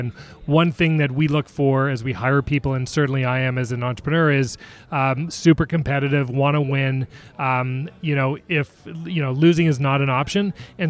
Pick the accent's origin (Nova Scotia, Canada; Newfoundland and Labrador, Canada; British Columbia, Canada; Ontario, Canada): Ontario, Canada; Toronto; accent: Canadian; moved away as an adult; now in Seattle, United States; I am born and raised in Toronto, in Canada, so you'll hear the A's and the out and abouts. Been in Seattle about 16 years, former professional hockey player